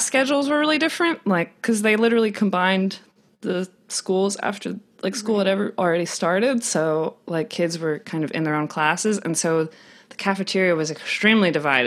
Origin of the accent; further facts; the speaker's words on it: North Carolina, United States; also born or lived in Georgia; I grew up, originally I grew up with like 3 sisters and, 2 parents in North Carolina.